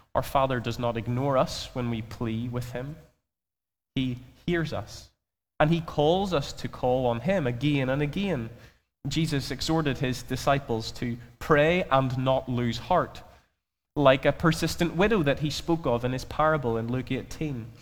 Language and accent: English; Belfast, Northern Ireland, United Kingdom; I'm from Belfast, if you haven't already grasped that from my accent.